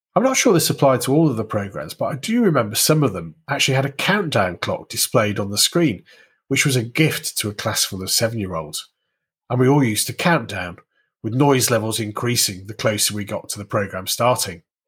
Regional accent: Warrington, North West England, United Kingdom; I grew up in and around Warrington in the northwest of England

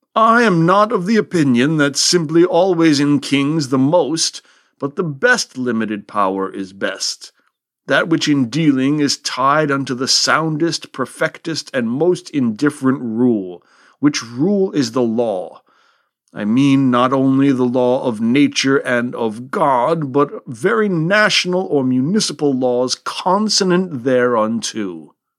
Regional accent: United States; here, In the good old U S

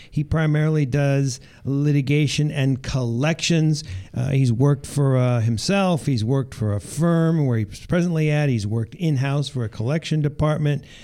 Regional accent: East Coast, United States; moved away as an adult; I grew up on the East Coast and I went to college uh, across the street from

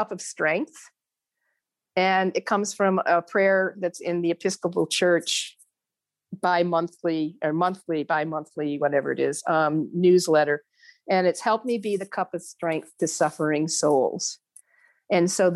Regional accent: New York, United States; moved away; also born or lived in Virginia; I was moving back to New York State. And I moved in the summer of 2019, and I've been here ever since.

